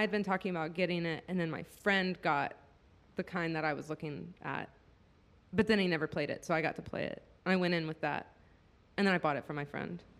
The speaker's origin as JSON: {"language": "English", "town": "Denton", "region": "Texas", "country": "United States", "tie": "born or raised there", "also_born_or_lived": "Austin, Texas", "moved": "as an adult", "lives_now": "Kentucky, United States", "said": "…, which is a Grammy Award-winning polka band from Denton, Texas, my hometown"}